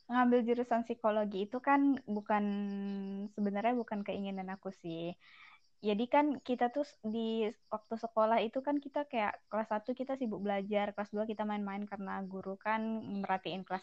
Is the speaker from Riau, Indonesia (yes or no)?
yes; Pangean, Riau, Indonesia; Aku asalnya dari Pangean, Kuantan Singinyi.